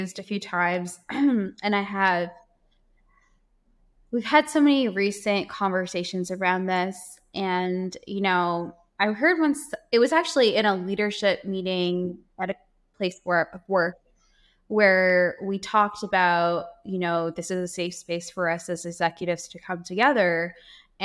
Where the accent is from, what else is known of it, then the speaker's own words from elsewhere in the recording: Guyana; I was born in Guyana.